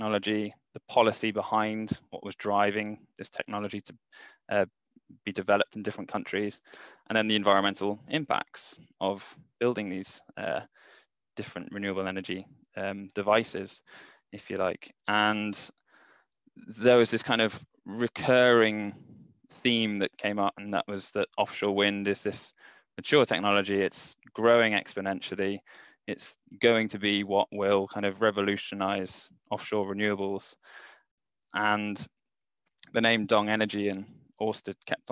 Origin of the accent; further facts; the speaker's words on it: Mid Wales, United Kingdom; also born or lived in Swansea; I grew up in Mid Wales